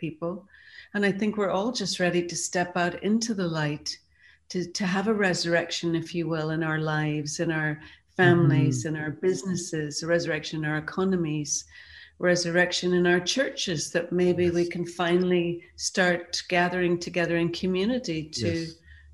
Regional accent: Ireland; a young girl growing up in Ireland

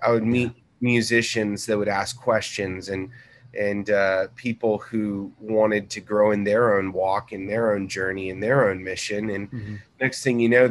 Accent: Corpus Christi, Texas, United States; now in Dallas, United States; I grew up in Corpus Christi. And I was a beach kid. My parents traveled around. My dad was a Navy pilot

